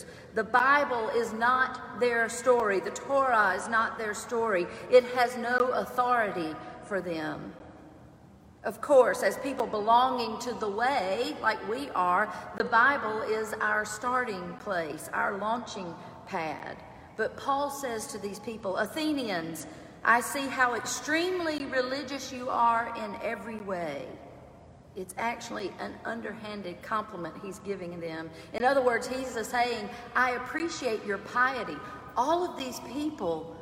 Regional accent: Clinton, South Carolina, United States; Growing up in Clinton, South Carolina, I did not know a Jewish person

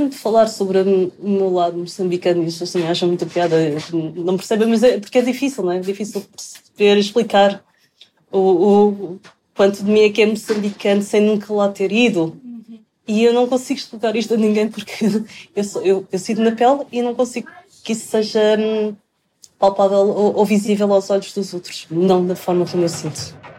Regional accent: Lisbon, Portugal; also born or lived in Macau; Eu nasci em Lisboa, sim.

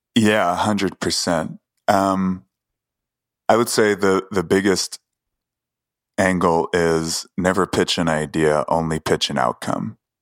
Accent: New York City, New York, United States; I grew up in Queens

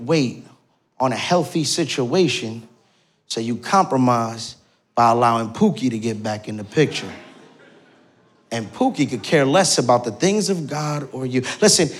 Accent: Newark, New Jersey, United States; now in North Jersey, United States; I'm born and raised in Newark, New Jersey

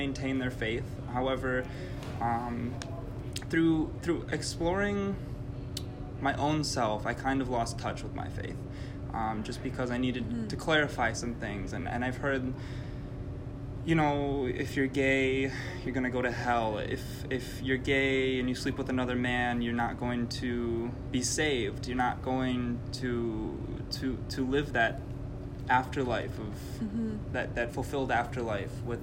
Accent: Milwaukee, Wisconsin, United States; I'm from Milwaukee. I've grown up in the city.

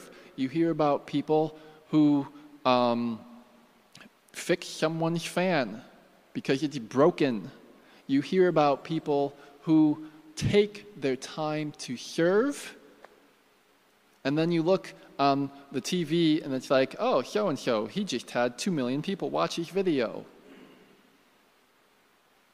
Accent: United States; I'm American

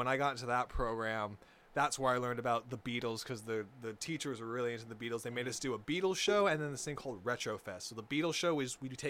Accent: Huntington Beach, California, United States; also born or lived in Anaheim; But I grew up in Huntington, on the border

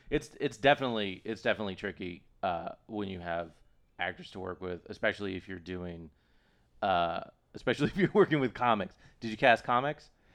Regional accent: Austin, Texas, United States; I grew up in Texas

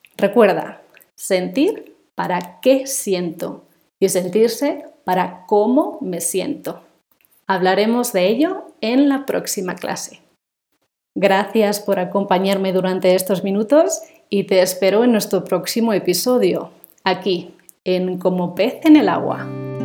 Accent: Spain; first language Spanish; moved away; nací en España me crié y estudié allí y he hablado español toda mi vida

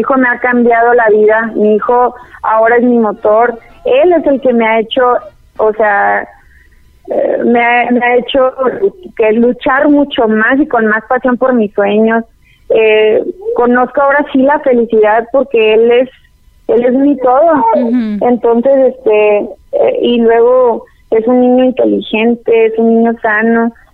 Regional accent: El Paso, Texas, United States; moved away as an adult; also born or lived in Chihuahua, Mexico / Ciudad Juárez, Mexico / Puerto Rico; now in Guadalajara, Mexico; crecimos juntos en El Paso, Texas

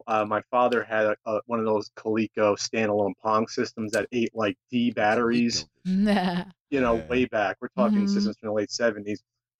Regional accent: New Jersey, United States; moved away as an adult; now in San Diego, United States; I'm originally from New Jersey and I moved out to San Diego in 2009.

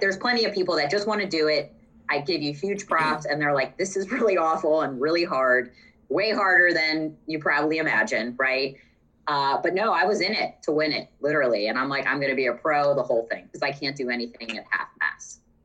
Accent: Maryland, United States; moved away as an adult; also born or lived in West Chester, Pennsylvania; I'm from Maryland

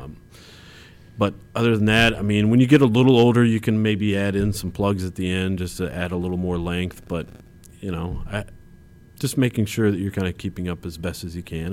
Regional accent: Champaign, Illinois, United States; I grew up in Champaign, uh, Illinois

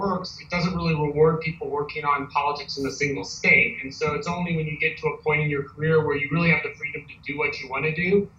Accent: St. Louis, Missouri, United States; moved away as an adult; also born or lived in New Orleans, Louisiana / Ann Arbor, Michigan; I grew up in St. Louis, Missouri

